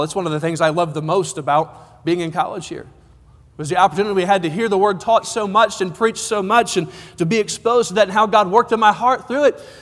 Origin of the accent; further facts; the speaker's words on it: Cortez, Colorado, United States; I'm from Cortez, Colorado